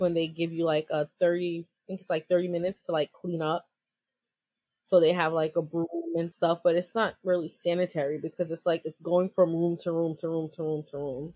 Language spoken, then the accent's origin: English; New York, United States; I'm from New York.